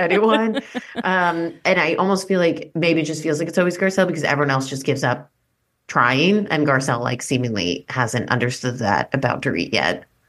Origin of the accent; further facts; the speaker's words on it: East Coast, United States; another East Coast Jewish woman